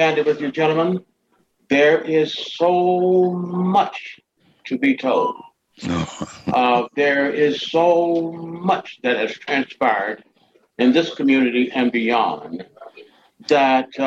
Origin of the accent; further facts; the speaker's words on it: Asheville, North Carolina, United States; Asheville, born here, born on Buchanan Street